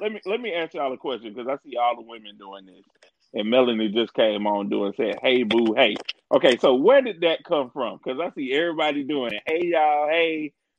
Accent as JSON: {"language": "English", "town": "Albany", "region": "Georgia", "country": "United States", "said": "So, yeah, we all from Albany."}